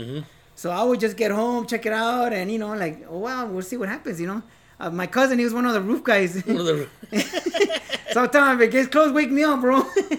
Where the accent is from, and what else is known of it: United States